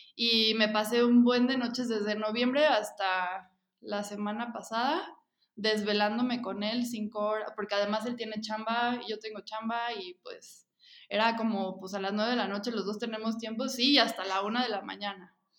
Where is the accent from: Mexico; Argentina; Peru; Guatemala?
Mexico; soy parte del grupo de memeras mexicanas